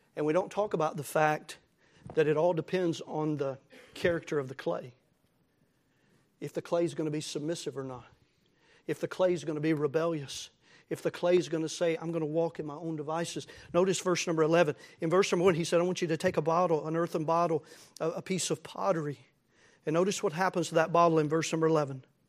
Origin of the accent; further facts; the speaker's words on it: United States; as American Christians